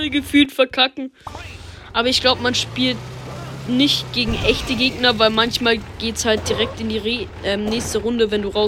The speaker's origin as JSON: {"language": "German", "country": "Germany", "said": "Und ihr seht schon, ich komme aus Deutschland, ja."}